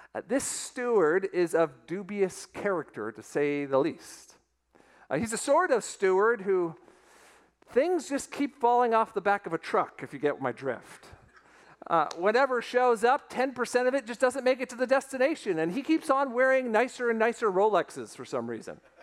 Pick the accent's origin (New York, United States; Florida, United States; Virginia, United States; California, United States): Florida, United States; Weston; it is my hometown, the town of Weston, Florida